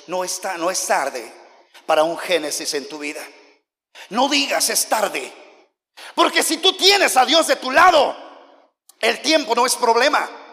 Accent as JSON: {"language": "Spanish", "region": "Oaxaca", "country": "Mexico", "also_born_or_lived": "United States", "said": "yo soy de Oaxaca"}